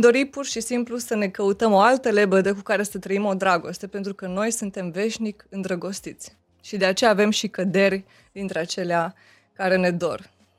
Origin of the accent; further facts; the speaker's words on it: Romania; sunt româncă